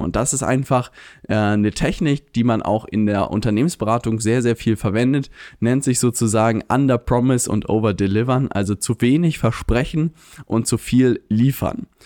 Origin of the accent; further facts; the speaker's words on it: Lübeck, Schleswig-Holstein, Germany; moved away; komme ich ursprünglich aus Lübeck